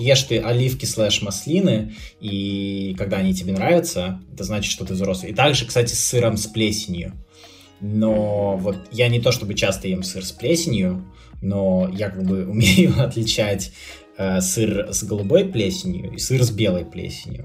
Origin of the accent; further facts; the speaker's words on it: Republic of Karelia, Russia; moved away; я как бы не москвич сам по себе, но в городе, где я вырос, хотя это Карелия